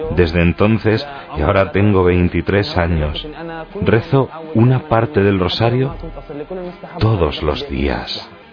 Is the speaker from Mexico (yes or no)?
no; Beit Jala, West Bank, Palestine; soy de Beijala. Beijala es un pueblo pequeño cerca de Belén